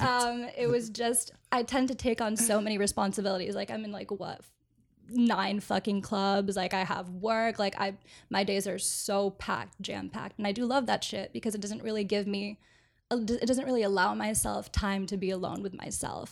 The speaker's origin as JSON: {"language": "English", "town": "Orlando", "region": "Florida", "country": "United States", "tie": "born or raised there", "moved": "yes", "said": "I grew up in Orlando"}